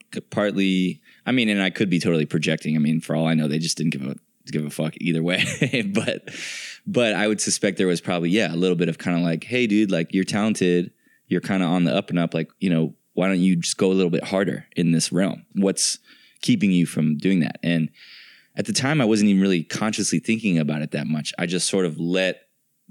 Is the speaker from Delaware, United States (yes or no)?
no; San Francisco, California, United States; moved away as an adult; now in Los Angeles, United States; growing up in San Francisco